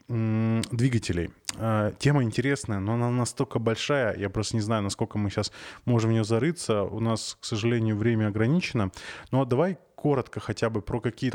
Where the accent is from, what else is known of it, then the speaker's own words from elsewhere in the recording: Arkhangelsk Oblast, Russia; Я просто сам из Архангельской области